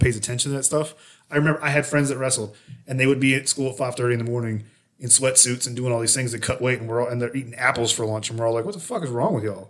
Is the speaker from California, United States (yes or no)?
no; outside of Philadelphia, Pennsylvania, United States; moved away; where I grew up outside of Philly